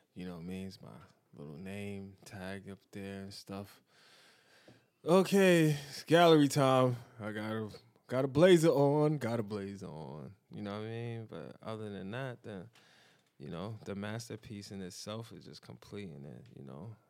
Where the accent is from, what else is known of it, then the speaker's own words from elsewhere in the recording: New York City, New York, United States; I was born and raised in Bedford Stuyvesant, but then I moved to the East, and I've been there ever since